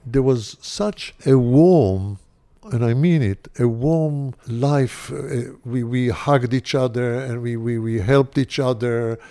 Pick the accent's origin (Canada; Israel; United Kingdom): Israel; Tel Aviv, Tel Aviv District; I was born in Tel Aviv. We lived in Florentine